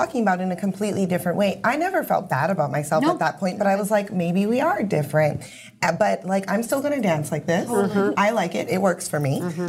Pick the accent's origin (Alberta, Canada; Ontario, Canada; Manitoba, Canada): Manitoba, Canada; Winnipeg; I grew up in Fort Richmond, went to French immersion school.